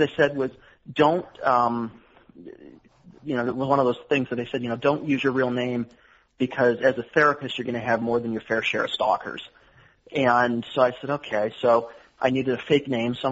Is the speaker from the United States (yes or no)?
yes; Cleveland, Ohio, United States; moved away as an adult; also born or lived in Chicago, Illinois; now in Atlanta, United States; I grew up in Cleveland.